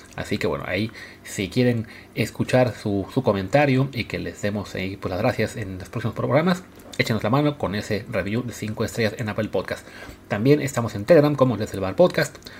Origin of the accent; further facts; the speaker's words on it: Mexico; como mexicanos